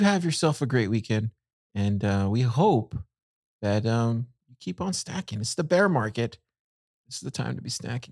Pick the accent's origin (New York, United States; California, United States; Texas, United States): Texas, United States; Corpus Christi; I grew up in in Corpus